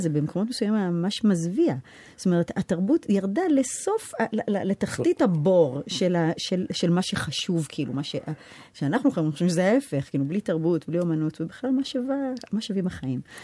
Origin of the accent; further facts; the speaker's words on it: New York, United States; accent: American; now in Israel; אני לא גדלתי בארץ, גדלתי בארצות הברית